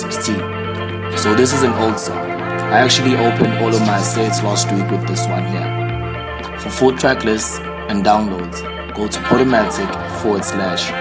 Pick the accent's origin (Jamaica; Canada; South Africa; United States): South Africa; KwaZulu-Natal; born or raised there